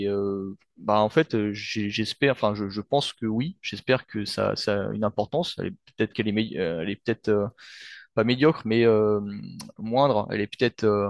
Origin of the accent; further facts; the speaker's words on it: France; je suis d'origine vietnamienne, mais bon, euh, j'ai grandi en France et, euh, je, me sens français